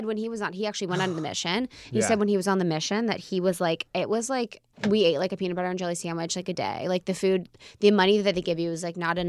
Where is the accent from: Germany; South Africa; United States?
United States; Cincinnati, Ohio; I'm from Cincinnati